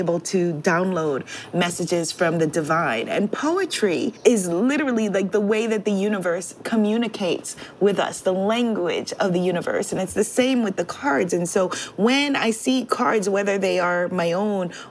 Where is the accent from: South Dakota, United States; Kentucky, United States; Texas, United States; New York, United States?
New York, United States; New York City; growing up while hip-hop music was growing up in New York City